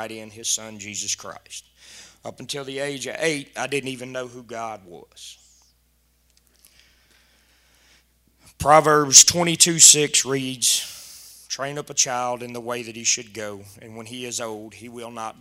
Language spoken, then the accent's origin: English; South Louisiana, United States; now in Doyline, United States; I'm from Doyleene. I'm originally from South Louisiana.